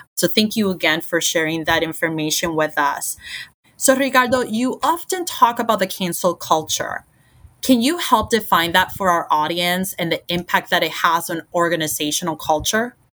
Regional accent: Puerto Rico; moved away as an adult; now in United States; born and raised in Puerto Rico and, and moved to the States for college

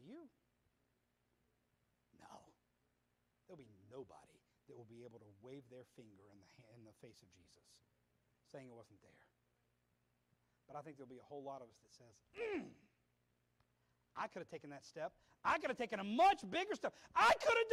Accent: Atlanta, Georgia, United States; I grew up in Atlanta, Georgia, born and raised

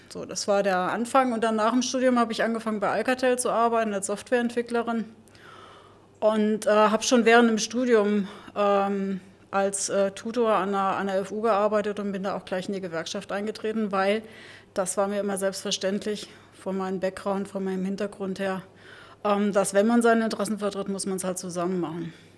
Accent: Saarland, Germany; accent: Saarland; moved away as an adult; now in Berlin, Germany; Ich bin geboren im Saarland. Ähm, und da im kleinen Dorf, sehr konservative Umgebung

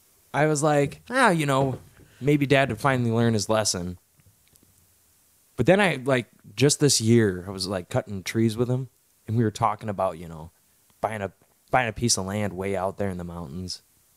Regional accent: United States; because I'm an American.

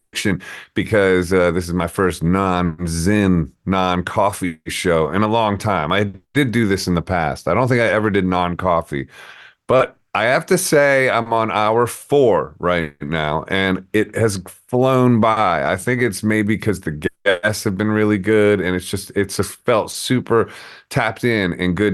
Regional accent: New York, United States; moved away as an adult; now in Arizona, United States; I'm in Arizona, and I'm a New Yorker in Arizona

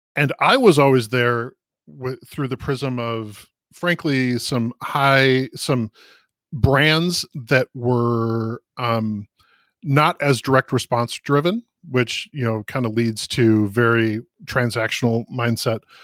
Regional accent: Minneapolis, Minnesota, United States; I grew up in Minneapolis, um, and we're, we're having a racial justice issue here in, in Minnesota right now

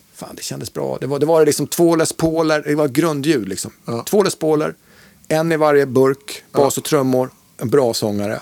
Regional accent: Mora, Dalarna County, Sweden; also born or lived in Stockholm; jag kommer ju från, från Mora. Jag var ju född i Stockholm men flyttade ja. till Mora 71 när jag var fem år

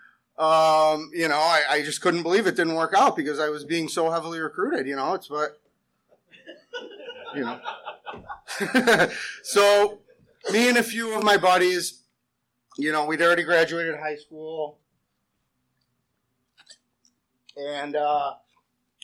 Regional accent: West Seneca, New York, United States; also born or lived in South Buffalo; I was born in South Buffalo. I grew up in West Seneca.

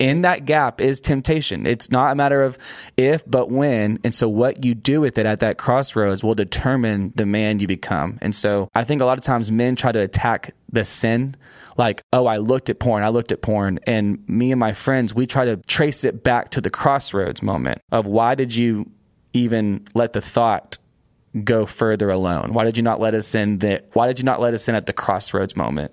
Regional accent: Union Grove, Texas, United States; I'm a small-town preacher's kid from a East Texas town outside of Longview called Union Grove

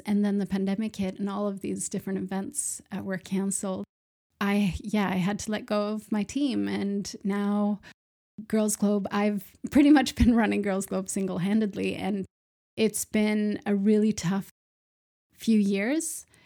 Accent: Sweden; also born or lived in Malmö, Sweden; So I am from Sweden. I'm based in Malmö in the south of Sweden.

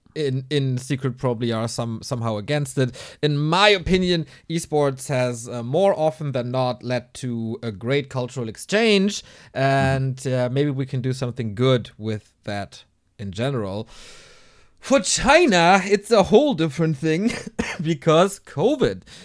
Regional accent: Hamburg, Germany; here in my hometown, Hamburg

